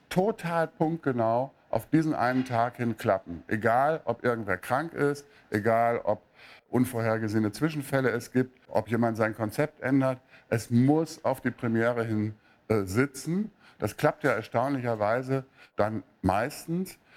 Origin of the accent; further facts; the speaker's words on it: Münster, North Rhine-Westphalia, Germany; moved away; ich komme aus Münster ursprünglich